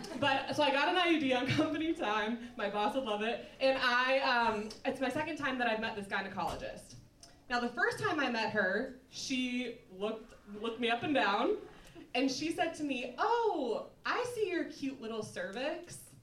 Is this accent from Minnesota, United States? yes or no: yes; Minnesota, United States; moved away as an adult; also born or lived in Ohio; now in Chicago, United States; I'm from Minnesota, I went to school in Ohio